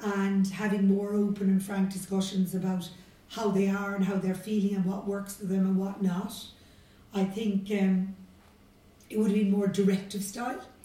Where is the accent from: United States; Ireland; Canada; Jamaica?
Ireland; Cork, Munster; I grew up in Beaumont Drive in Blackrock, which is in in the city.